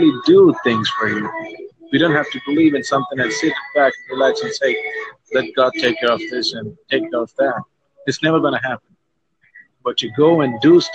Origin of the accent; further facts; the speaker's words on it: India; I'm actually in a country where we have a lot of religions, I'd say. I'm an Indian